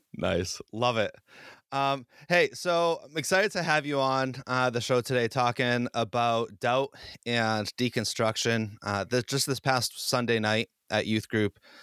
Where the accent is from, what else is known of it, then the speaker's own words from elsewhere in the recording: Boston, Massachusetts, United States; I'm from the Boston area